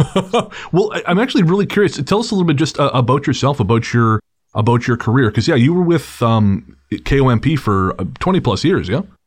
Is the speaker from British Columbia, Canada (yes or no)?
yes; Revelstoke, British Columbia, Canada; I grew up listening to CKCR in Revelstoke, BC, my hometown